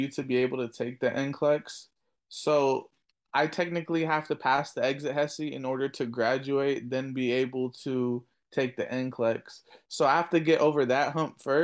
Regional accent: California, United States; I was born in California, but my family's from Afghanistan

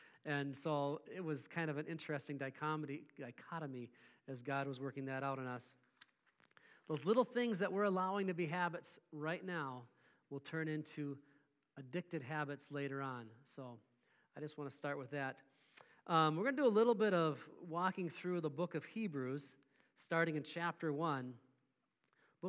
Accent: Mora, Minnesota, United States; I grew up in Mora, Minnesota, little rural farm area.

